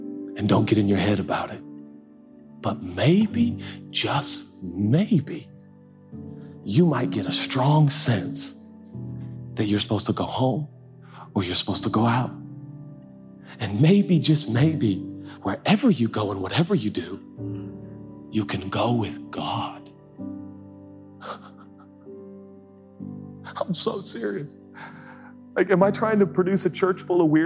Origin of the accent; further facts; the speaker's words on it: United States; I'm American